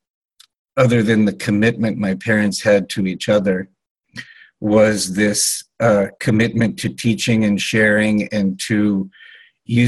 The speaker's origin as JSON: {"language": "English", "town": "Los Angeles", "region": "California", "country": "United States", "tie": "born or raised there", "said": "I was born in 1956 in Los Angeles, California, to two Western European agnostic intellectuals"}